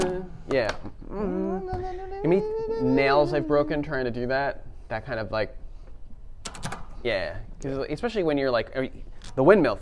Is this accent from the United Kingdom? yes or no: yes; United Kingdom; accent: British; Thousands of people, or maybe tens of people, are just turned off by my British accent, especially in the UK.